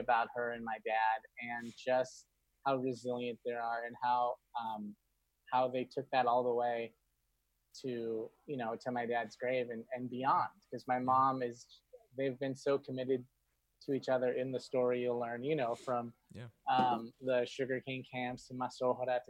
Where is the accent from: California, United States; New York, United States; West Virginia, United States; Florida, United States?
California, United States; Inglewood; I grew up in Inglewood in Los Angeles